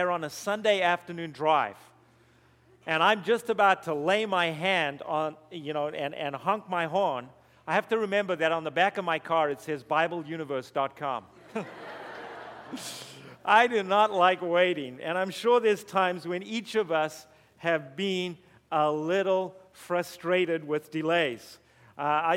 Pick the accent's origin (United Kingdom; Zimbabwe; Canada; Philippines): Zimbabwe; moved away; also born or lived in South Africa; you're going to hear a strange accent while I'm up here. That's because I was born in Zimbabwe